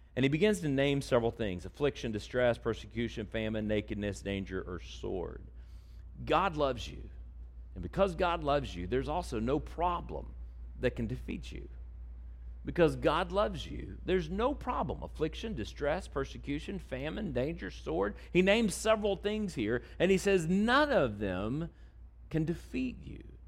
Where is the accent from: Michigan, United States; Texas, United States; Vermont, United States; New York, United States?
Texas, United States; I'm from Texas